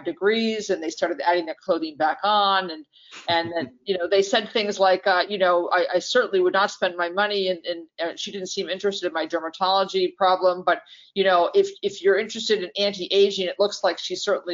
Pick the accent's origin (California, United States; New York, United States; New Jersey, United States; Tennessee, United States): New York, United States; moved away; I'm from New York